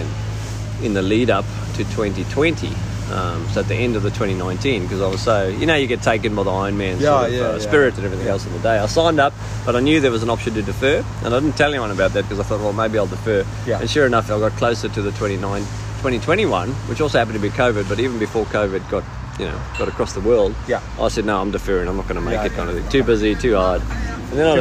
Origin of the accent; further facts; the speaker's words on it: South Africa; as a youngster growing up in South Africa